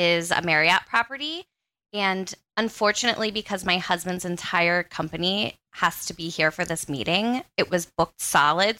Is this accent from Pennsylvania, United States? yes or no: yes; Central Pennsylvania, United States; I'm from Central Pennsylvania